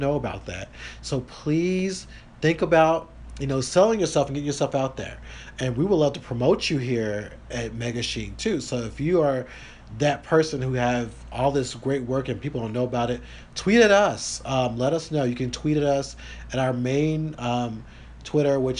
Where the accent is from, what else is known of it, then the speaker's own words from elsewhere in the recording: the South, United States; I am from the South.